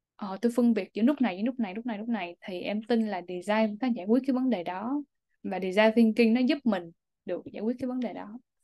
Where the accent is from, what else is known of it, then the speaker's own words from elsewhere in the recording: Vietnam; also born or lived in Singapore; now in United States; em cứ đi đâu em cũng nói là em đến từ Việt Nam